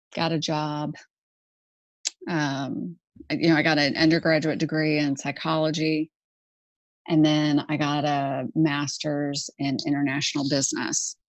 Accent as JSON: {"language": "English", "town": "Houston", "region": "Texas", "country": "United States", "tie": "born or raised there", "said": "I grew up in Houston actually, and I grew up on a golf course."}